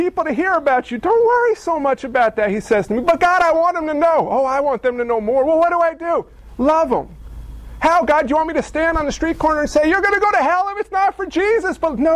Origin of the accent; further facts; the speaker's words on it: United States; as American Christians